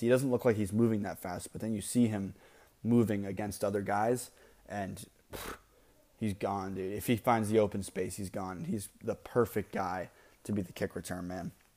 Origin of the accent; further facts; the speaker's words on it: Maine, United States; I lived, I grew up in Maine